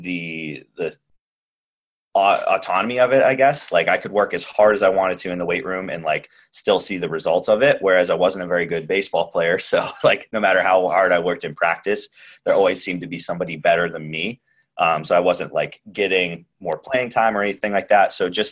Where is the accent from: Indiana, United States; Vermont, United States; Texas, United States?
Vermont, United States; Newport; I grew up in Newport, Vermont, up in the Northeast Kingdom.